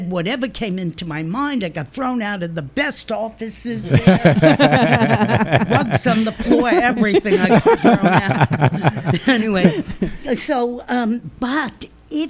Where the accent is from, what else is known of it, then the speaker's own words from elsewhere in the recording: New Jersey, United States; I spoke like I came from New Jersey, which I did